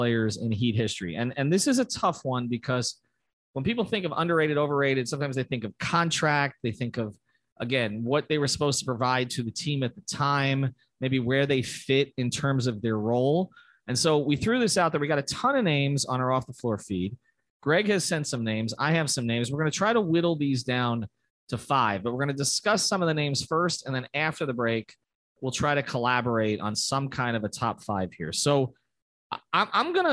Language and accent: English; New York, United States; moved away; I'm from New York